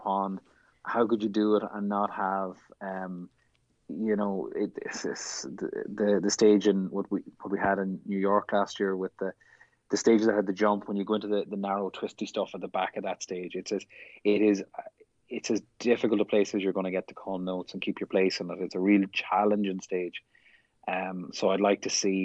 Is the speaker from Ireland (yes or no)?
yes; Ireland; now in United States; being Irish